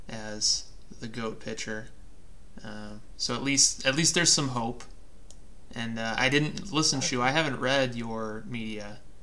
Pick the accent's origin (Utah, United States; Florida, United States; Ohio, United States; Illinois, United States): Illinois, United States; Chicago suburbs; accent: Midwestern; now in Reno area, United States; I grew up in you know, the Chicago suburbs, but also I live in the Reno area.